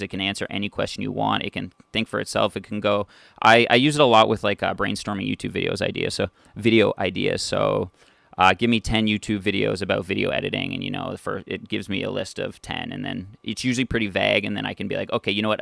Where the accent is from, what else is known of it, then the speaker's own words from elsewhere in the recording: North Bay, Ontario, Canada; born and raised in North Bay, Ontario, just a few hours north of Toronto